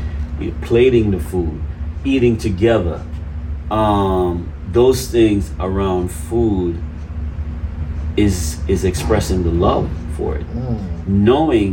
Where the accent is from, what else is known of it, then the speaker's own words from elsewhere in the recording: Jamaica; moved away as an adult; now in United States; I was raised eating food in Jamaica, because I mean, I was raised there. I left there when I was 18.